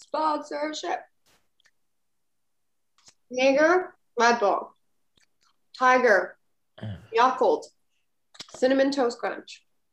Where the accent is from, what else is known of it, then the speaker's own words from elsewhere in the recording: Bahrain; also born or lived in United States; I honestly know that we grew up in Bahrain and we have this like Middle East thing.